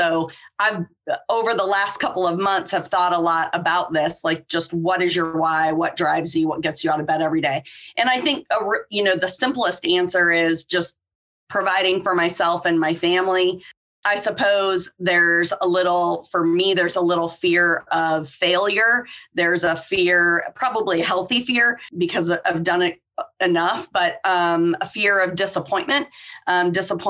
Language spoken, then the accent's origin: English; Iowa, United States; now in Georgia, United States; I'm originally from Iowa. I currently live in Georgia